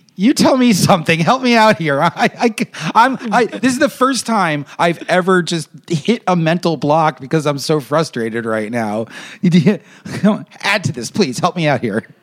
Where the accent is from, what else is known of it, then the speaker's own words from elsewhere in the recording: United States; as an American